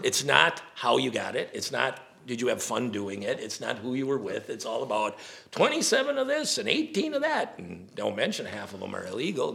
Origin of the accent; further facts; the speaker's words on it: Wisconsin, United States; we're from Wisconsin